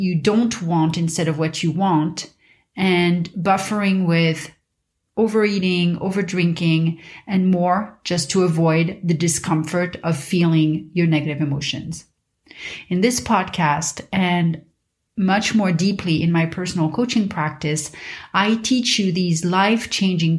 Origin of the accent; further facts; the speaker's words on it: Paris, Île-de-France, France; moved away; when I was a kid growing up in Paris